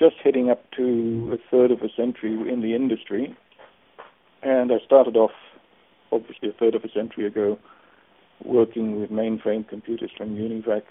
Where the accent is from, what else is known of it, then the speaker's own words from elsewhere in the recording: Australia; moved away as an adult; also born or lived in Germany; I'm originally from Australia, but I moved to Germany in 1972. And didn't come back to Australia until 1997